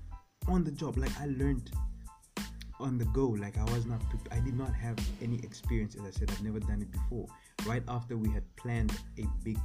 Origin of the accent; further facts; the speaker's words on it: Namibia; I grew up in Namibia, right? I grew up there. That's where I learned how to speak and everything.